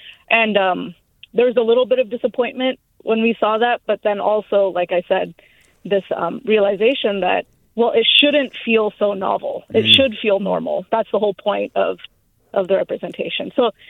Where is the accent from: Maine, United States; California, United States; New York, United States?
California, United States; Bay Area; We were South Asian kids born and raised in the Bay Area